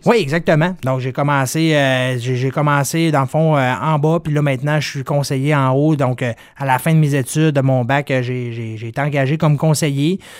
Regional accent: Dolbeau-Mistassini, Quebec, Canada; Je viens de Dolbeau-Mistassini

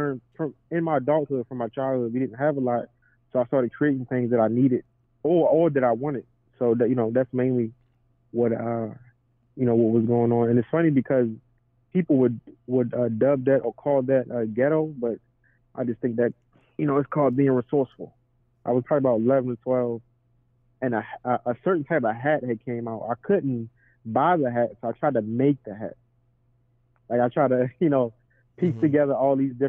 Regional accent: Baltimore, Maryland, United States; From Baltimore, Maryland, west side to be exact

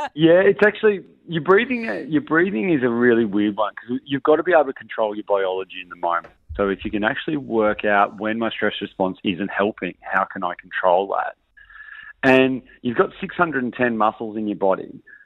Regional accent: Australia; I'm Australian

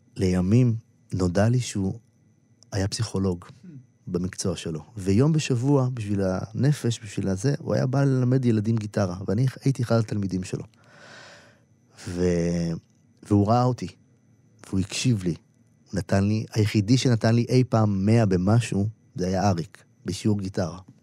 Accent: Israel; now in Tel Aviv, Israel; הילדות שלי בקיבוץ

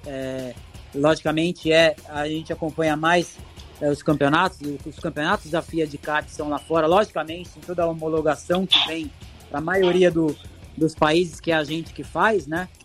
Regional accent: Brazil; also born or lived in Italy; Eu sou brasileiro

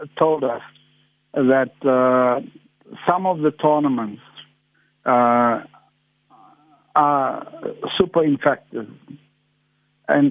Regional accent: Port Elizabeth, Eastern Cape, South Africa; I come from Port Elizabeth

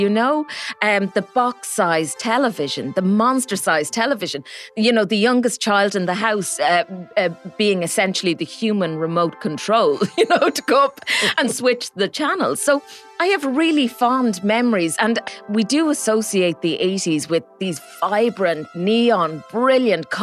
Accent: Midlands, Ireland; I grew up in the Midlands

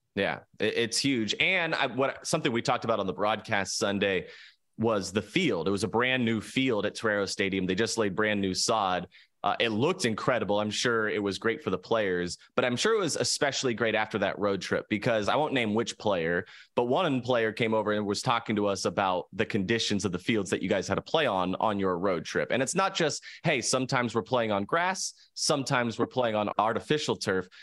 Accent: San Diego, California, United States; I grew up here in San Diego

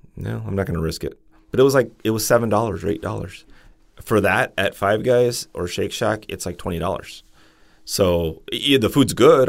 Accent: Los Angeles, California, United States; I'm from L

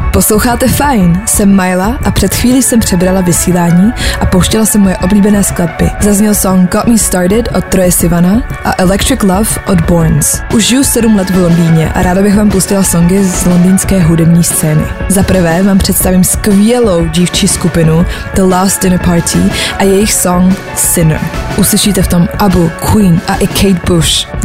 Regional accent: Prague, Czechia; Jsem z Prahy

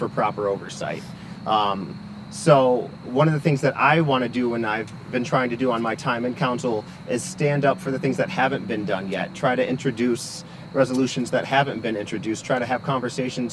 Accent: Lansing, Michigan, United States; also born or lived in Grand Ledge, Michigan / New York City; I grew up in Lansing

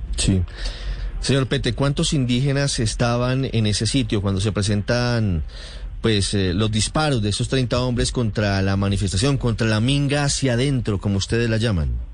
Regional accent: Cauca, Colombia

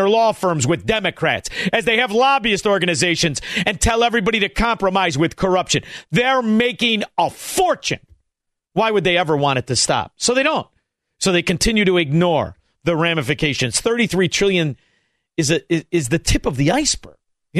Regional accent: Chicago, Illinois, United States; After all, we're from Chicago. We know the game.

